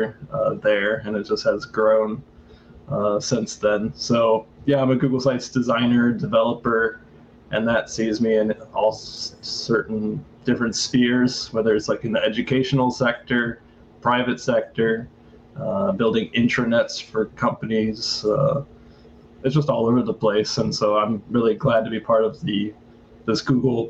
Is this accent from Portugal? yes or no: no; St. Louis, Missouri, United States; moved away as an adult; now in Taipei, Taiwan; I'm from St. Louis, but I'm now in Taipei, Taiwan.